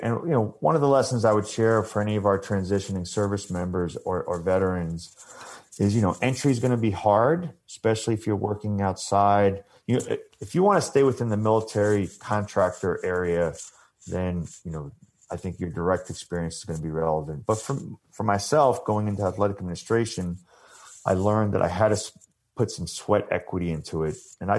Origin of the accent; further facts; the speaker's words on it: Long Island, New York, United States; I grew up playing lacrosse on Long Island, you know, Huntington Boys Club.